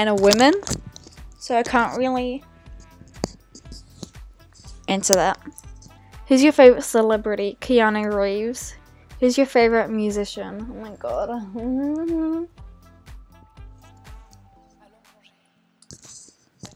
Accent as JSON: {"language": "English", "town": "Golden Square", "region": "Victoria", "country": "Australia", "tie": "born or raised there", "said": "Golden Square. Born and bred."}